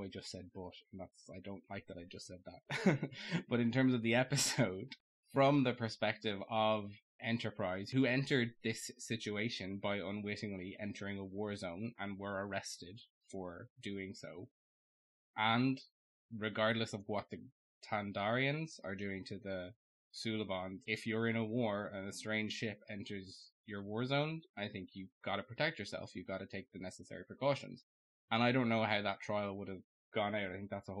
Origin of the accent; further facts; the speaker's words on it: Ireland; I'm Irish